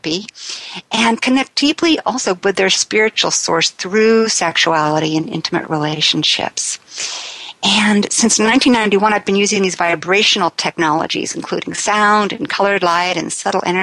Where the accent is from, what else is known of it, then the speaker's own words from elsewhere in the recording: Sacramento, California, United States; I was raised in the Sacramento area of California